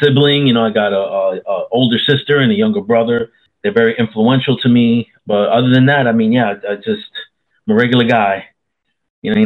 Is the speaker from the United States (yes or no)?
yes; New York City, New York, United States; now in Central Florida, United States; I was born in New York City, 70s and 80s, left like in late 89, and then moved to Central Florida in late 89